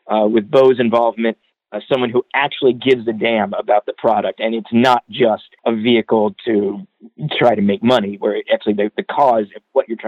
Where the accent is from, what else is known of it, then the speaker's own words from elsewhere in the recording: Southeast, United States; I grew up in the Southeast